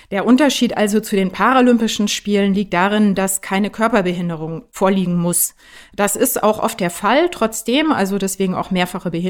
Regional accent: Baden-Württemberg, Germany; moved away as an adult; also born or lived in Neu-Ulm, Bavaria; now in Berlin, Germany; ich bin geboren, streng genommen, in Bayern, aber aufgewachsen in Baden-Württemberg.

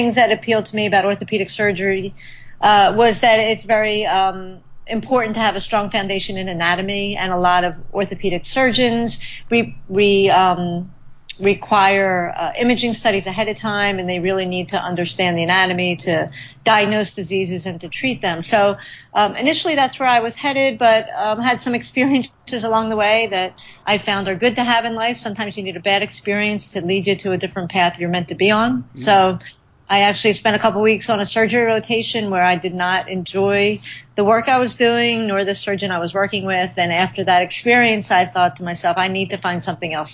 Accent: Philadelphia, Pennsylvania, United States; Philadelphia, because it's where I grew up and where I'm living now

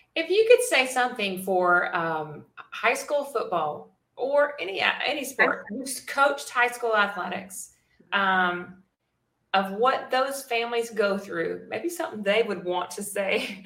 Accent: Memphis, Tennessee, United States; moved away; I'm from Memphis

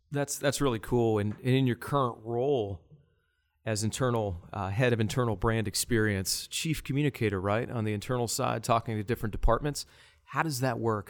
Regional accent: Johnstown, Pennsylvania, United States; moved away as an adult; also born or lived in Charlotte; I was in Johnstown, which was my hometown.

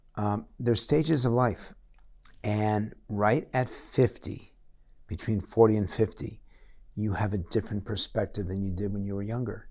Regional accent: United States; also born or lived in United Kingdom; I'm an American and I'm proud to be American

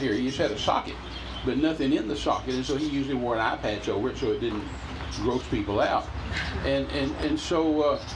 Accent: Midland, Texas, United States; I'm from Midland, that's 20 miles away

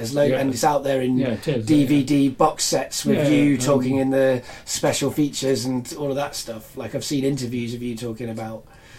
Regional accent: Cardiff, Wales, United Kingdom; I grew up in Cardiff

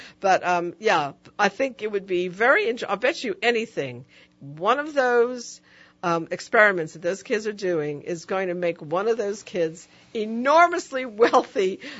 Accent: New York City, New York, United States; moved away; I grew up in the Bronx in a very poor community.

